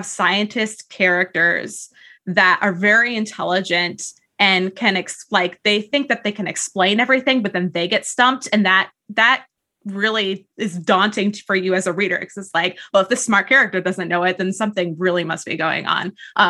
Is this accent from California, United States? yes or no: yes; California, United States; I grew up in the Southgate area of Yosemite. So a lot of my inspiration, for novels that I was writing 10 years ago, plus Briardark, came from that, the Sierra Nevadas.